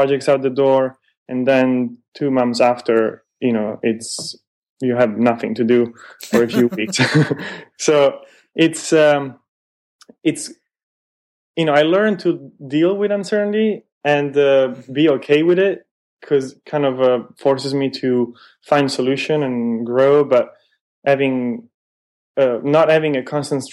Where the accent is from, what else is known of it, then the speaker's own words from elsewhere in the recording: Milan, Lombardy, Italy; moved away as an adult; now in San Francisco, United States; I'm originally from Milan